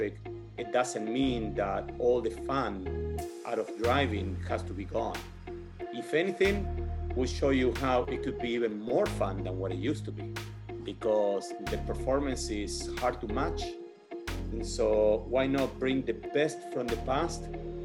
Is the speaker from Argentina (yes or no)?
yes; Argentina; English is a second language; moved away as an adult; now in United States; I was born and raised in Argentina. After I finished high school in Argentina, I moved over to the United States